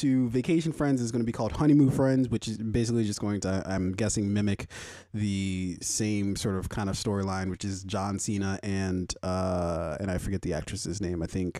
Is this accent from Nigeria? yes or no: yes; Nigeria; Yes, I am fucking Nigerian.